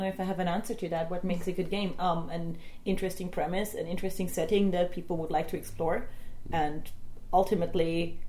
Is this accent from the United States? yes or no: no; Germany; I'm from Germany, but I work with Not Only LARP as a Spanish organization.